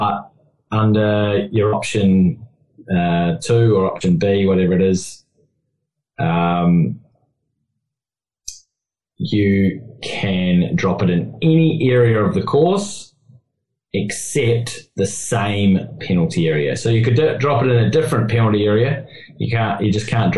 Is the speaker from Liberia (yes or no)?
no; New Zealand; I'm a Kiwi